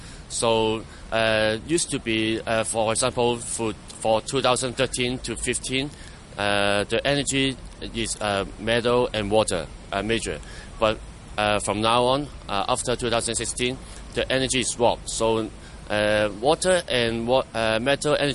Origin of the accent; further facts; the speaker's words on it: Causeway Bay, Hong Kong Island, Hong Kong; I grew up in Hong Kong Island